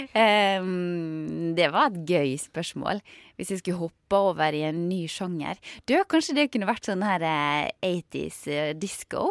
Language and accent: Norwegian; Sunnmøre, Møre og Romsdal, Norway; den ble jo spilt inn på hjemstedet mitt også